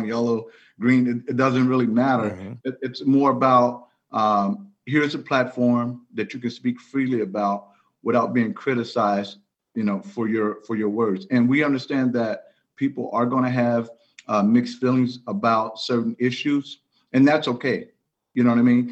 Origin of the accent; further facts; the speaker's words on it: Chicago, Illinois, United States; I'm from Chicago